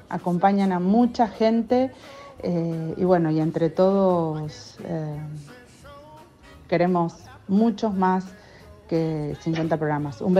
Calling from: Buenos Aires, Argentina; soy de Villaluro

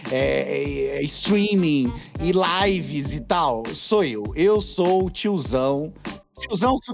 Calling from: Canada; falo aqui do Canadá.

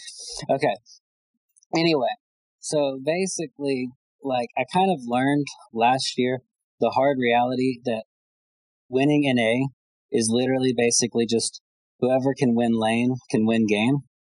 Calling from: Alabama, United States

